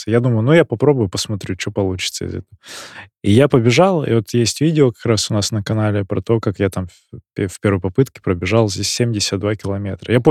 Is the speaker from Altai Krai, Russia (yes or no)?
yes; Altai Krai, Russia; я не итальянец, я алтаянец.